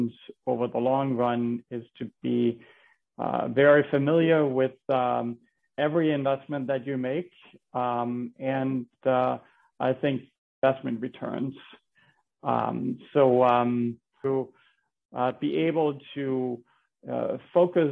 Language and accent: English; Denmark; moved away as an adult; now in Bethlehem, United States; I'm from Denmark. I came to the United States when I was in college.